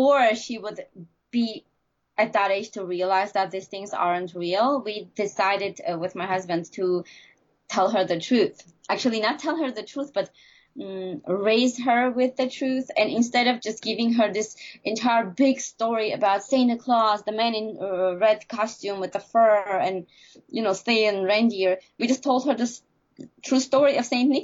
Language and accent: English; Armenia; moved away; growing up in Armenia